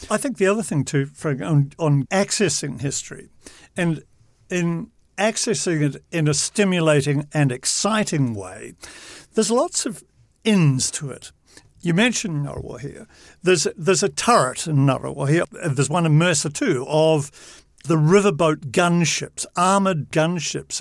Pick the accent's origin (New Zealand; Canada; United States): New Zealand; As a New Zealander